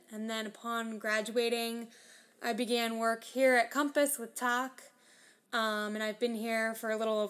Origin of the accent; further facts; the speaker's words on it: Hopewell, New Jersey, United States; I was born and raised in Hopewell, New Jersey, a small town outside of Princeton, New Jersey area.